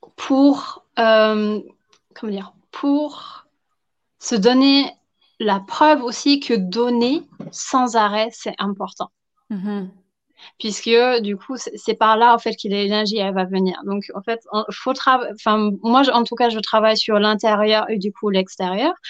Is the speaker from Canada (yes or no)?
no; Germany; accent: German; French is a second language; now in Versailles, France; je suis allemande, donc tout le petit accent euh, ultra charmant